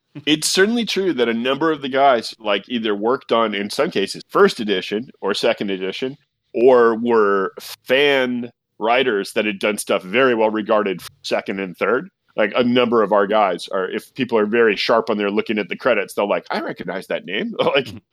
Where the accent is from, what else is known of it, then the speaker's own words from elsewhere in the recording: California, United States; I'm a Californian